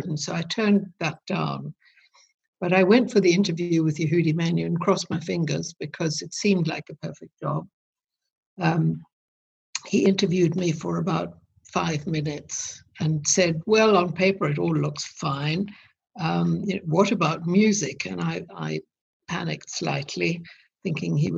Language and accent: English; South Africa; moved away; I grew up in South Africa